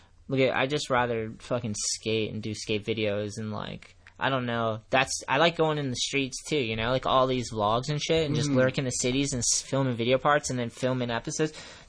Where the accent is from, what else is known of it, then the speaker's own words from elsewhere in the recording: Brockton, Massachusetts, United States; I was born in Brockton, Massachusetts.